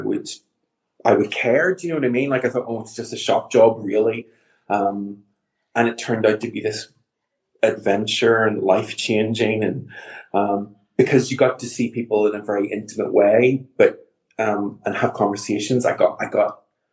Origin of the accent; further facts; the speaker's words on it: Northern Ireland, United Kingdom; now in London, United Kingdom; I'm from Northern Ireland, and even though I'm an out and proud gay man, I also grew up in Northern Ireland